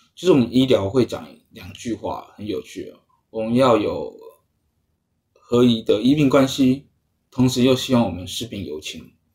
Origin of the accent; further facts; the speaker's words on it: Taiwan; 我们台湾人